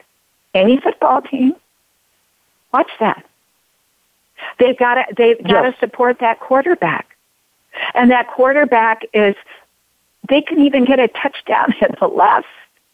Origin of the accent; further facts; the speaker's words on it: Oregon, United States; I grew up in Oregon